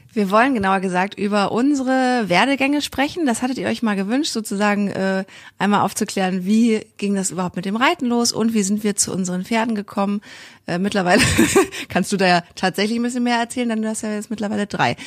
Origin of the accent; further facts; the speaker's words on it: Kiel, Schleswig-Holstein, Germany; Ich komme ja auch aus Kiel, so wie Mira